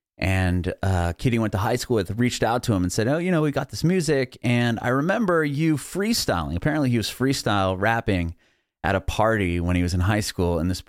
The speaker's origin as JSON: {"language": "English", "town": "San Diego", "region": "California", "country": "United States", "moved": "yes", "lives_now": "Nashville, United States", "said": "I'm calling from Nashville, but I'm originally from San Diego, California."}